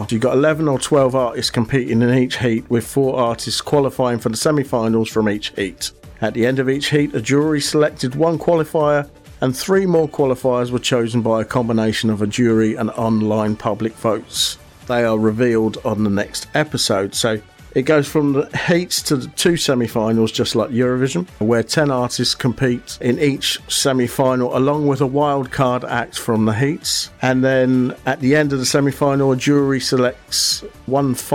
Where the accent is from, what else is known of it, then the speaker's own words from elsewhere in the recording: United States; As an American